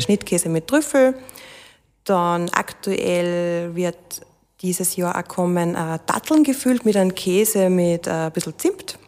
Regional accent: Waldviertel, Lower Austria, Austria; ich bin natürlich da äh, aufgewachsen und das ist meine Heimatregion

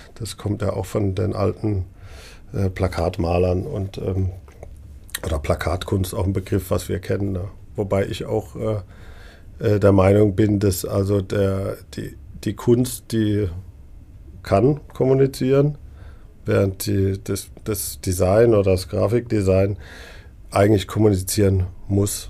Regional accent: Neckargemünd, Baden-Württemberg, Germany; Ich komme äh, aus der Gegend, ich bin in Neckargemünd aufgewachsen

